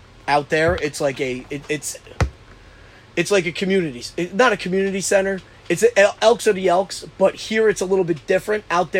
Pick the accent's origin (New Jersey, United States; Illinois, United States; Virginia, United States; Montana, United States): New Jersey, United States; moved away; they called me … out there mm-hmm. because I was from New Jersey.